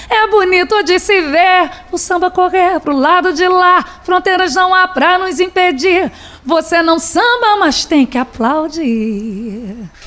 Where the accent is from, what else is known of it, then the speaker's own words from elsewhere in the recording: Belford Roxo, Rio de Janeiro, Brazil; Sou de Belfor Roxo, Baixada Fluminense. Comecei a cantar aos três anos